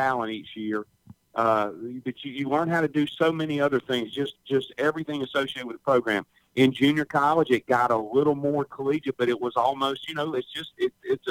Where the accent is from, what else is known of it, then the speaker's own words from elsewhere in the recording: Hattiesburg, Mississippi, United States; also born or lived in Picayune, Mississippi; We moved to Hattiesburg when I was about 5 years old. And so I did, you know, most of my from first through 12th grade there at Oak Grove High School in Hattiesburg